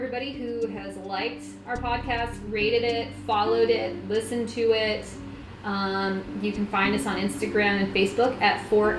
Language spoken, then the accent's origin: English; Washington, Pennsylvania, United States; You asked for some real life stories and I have one from my hometown of Washington, PA.